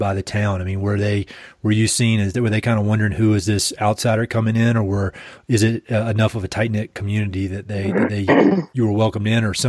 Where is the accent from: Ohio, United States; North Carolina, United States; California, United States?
North Carolina, United States; I'm from North Carolina, that's where this accent's from.